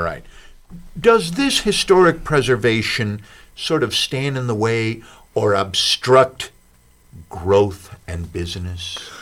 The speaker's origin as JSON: {"language": "English", "town": "Chicago", "region": "Illinois", "country": "United States", "tie": "born or raised there", "moved": "yes", "lives_now": "Bloomington, United States", "said": "I grew up in a bungalow in Chicago"}